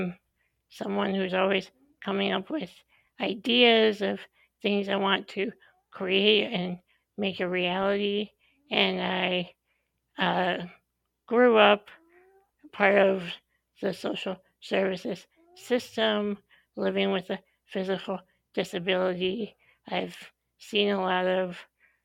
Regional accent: Illinois, United States; moved away as an adult; now in Madison, United States; I grew up in Illinois, and I moved to the Madison area of Wisconsin a little over 10 years ago for grad school

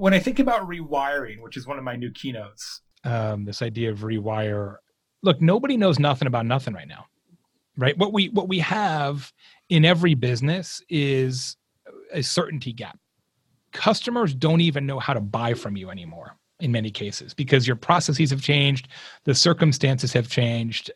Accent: Arizona, United States; also born or lived in Tucson, Arizona; I grew up in the Southwest. I'm from Arizona went to school in Tucson

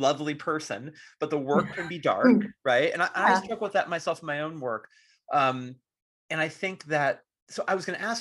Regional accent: Marin County, California, United States; I'm originally from Marin County, so like just outside of San Francisco

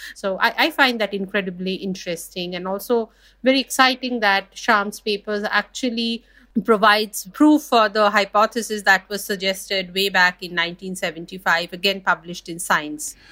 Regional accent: India; I'm from India and we have actually basket cases of groundwater overexploitation

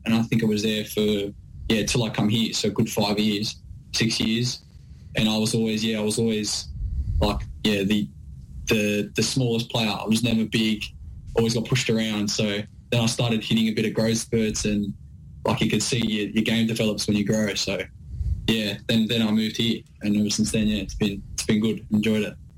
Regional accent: Sydney, New South Wales, Australia; moved away as an adult; now in Melbourne, Australia; We're both from Sydney.

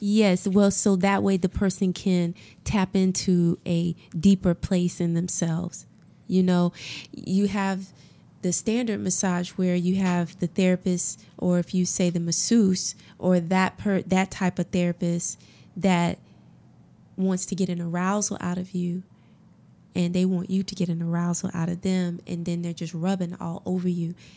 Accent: Augusta, United States; moved away as an adult; also born or lived in South Africa / West Africa / Caribbean / Harlem, New York; I'm from Augusta. Yep, I'm from Augusta and grew up all my life, born and raised

